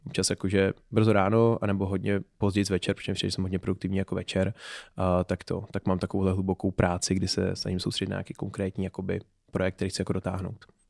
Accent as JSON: {"language": "Czech", "town": "Pardubice", "region": "Pardubice Region", "country": "Czechia", "tie": "born or raised there", "also_born_or_lived": "Berlin, Germany", "moved": "as an adult", "lives_now": "Prague, Czech Republic", "said": "já jsem původem z Pardubic"}